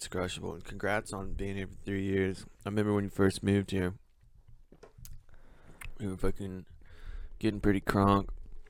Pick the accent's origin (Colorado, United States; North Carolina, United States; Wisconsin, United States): Colorado, United States; moved away; I'm from Colorado